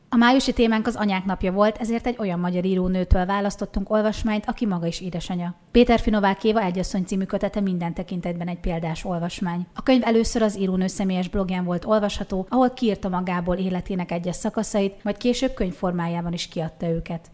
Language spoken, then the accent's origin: Hungarian; Borsod-Abaúj-Zemplén, Hungary; moved away as an adult; now in Eger, Hungary; mi Borsodból mm. származunk. Nekünk azért Miskolc ott van a közelünkben, és ezért egy kicsit ilyen furcsa volt számunkra, hogy ugye Miskolc a gyermekkorunk, a fiatalkorunk egyik velős része